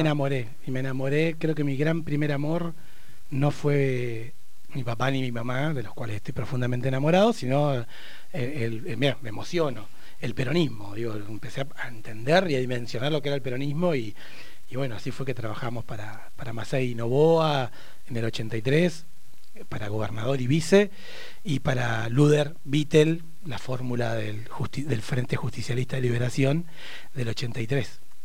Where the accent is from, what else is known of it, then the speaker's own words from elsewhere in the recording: Neuquén, Argentina; also born or lived in Barda del Medio; uno nacido y criado en Neuquén